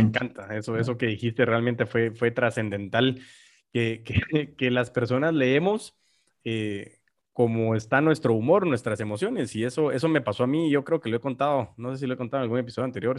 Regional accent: Guatemala; nosotros como guatemaltecos

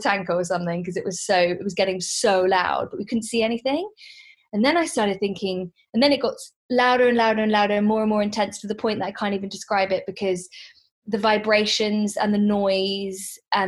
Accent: Hong Kong; also born or lived in London, United Kingdom; I actually work in the pharmaceutical industry, and I grew up in Hong Kong. I was born in London, but I grew up most of my life in Hong Kong.

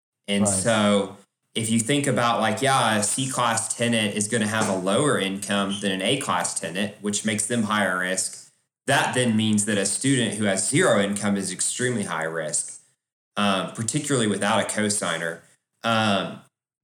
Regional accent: Oklahoma City, Oklahoma, United States; now in Dallas, United States; I was born in Oklahoma. I'm from Oklahoma City.

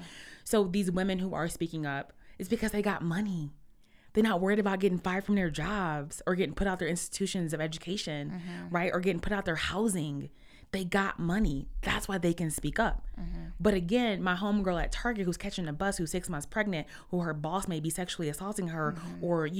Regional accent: Detroit, Michigan, United States; We're from Detroit. We're from inside Detroit, right? Mm-hmm. The real Detroit.

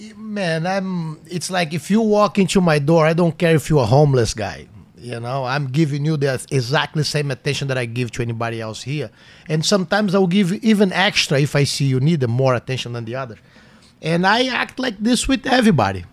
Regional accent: Brazil; English is a second language; moved away as an adult; now in United States; when I left Brazil

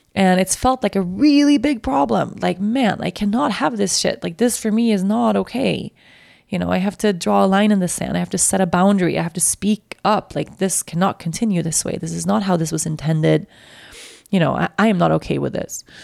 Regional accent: Sweden; accent: Swedish; my Swedish accent came out

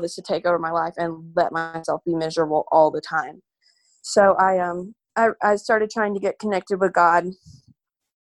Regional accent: Birmingham, Alabama, United States; I'm from Birmingham, Alabama.

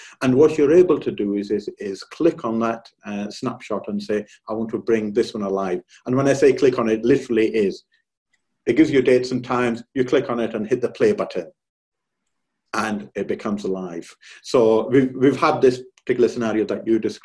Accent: United Kingdom; now in California, United States; I'm personally from the United Kingdom.

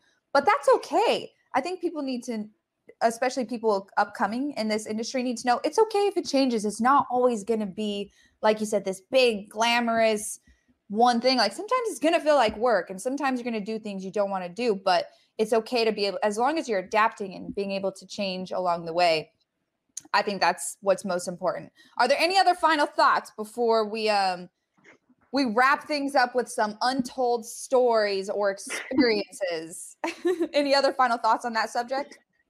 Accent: Colorado, United States; there was one time I went to Colorado State, cause I'm from Colorado.

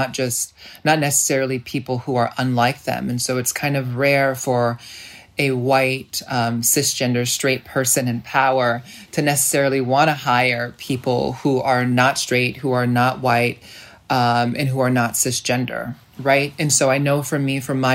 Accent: United States; as a Black, poor child growing up in America

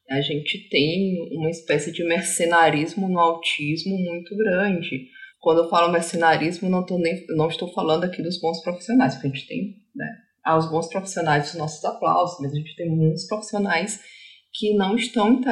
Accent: Ceará, Brazil; born there; also born or lived in Rio de Janeiro / Santa Catarina; Eu sou uma autista nômade, vou começar dizendo isso. Eu nasci no Ceará, morei no Rio e em Santa Catarina.

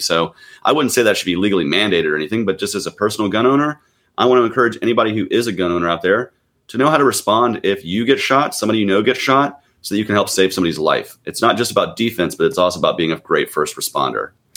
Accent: Gwinnett County, Georgia, United States; also born or lived in Nashville, Tennessee / Atlanta, Georgia; I grew up in Gwinnett County, which is a uh, suburban county, um, in the metro Atlanta area

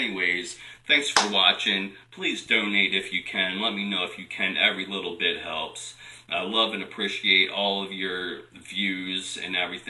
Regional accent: Delaware, United States; I'm from Lower Delaware.

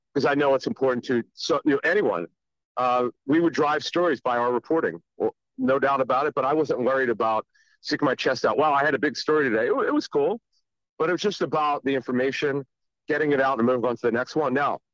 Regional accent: Philadelphia, Pennsylvania, United States; Because growing up in Philly, I just felt like I was not learning enough.

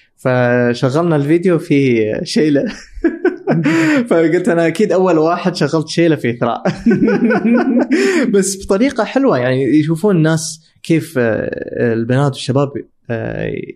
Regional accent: Dubai, United Arab Emirates; انا من دبي

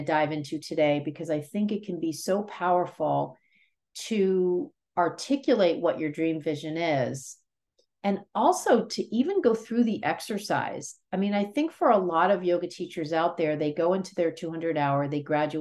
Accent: New York City, New York, United States; also born or lived in New Jersey; being born in the Bronx and growing up in New York City and New Jersey

